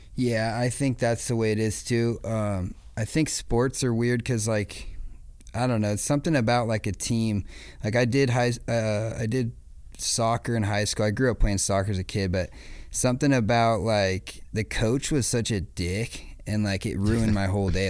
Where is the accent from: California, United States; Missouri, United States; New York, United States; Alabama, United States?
California, United States; Acton; I grew up in Acton, right outside of Palmdale